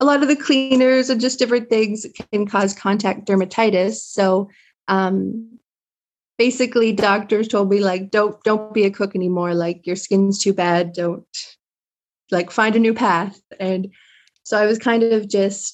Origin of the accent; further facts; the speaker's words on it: Eastern Shore, Nova Scotia, Canada; moved away as an adult; also born or lived in Newfoundland; now in Codroy Valley, Canada; I hail from Eastern Shore, Nova Scotia, which is about an hour outside of Halifax